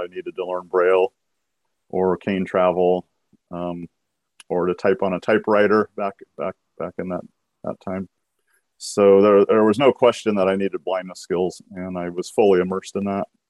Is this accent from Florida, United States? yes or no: no; Washington, United States; also born or lived in Aberdeen, Washington / Bellingham, Washington; I was born in Aberdeen, Washington